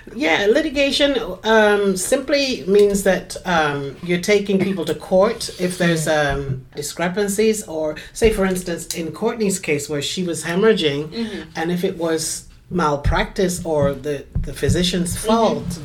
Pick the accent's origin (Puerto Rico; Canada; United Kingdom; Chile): United Kingdom; moved away as an adult; now in United States; born in the UK to Jamaican parents.